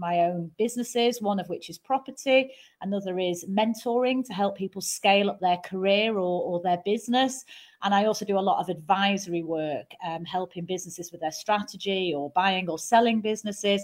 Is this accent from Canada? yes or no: no; Manchester, North West England, United Kingdom; accent: Mancunian; I'm a Mancunian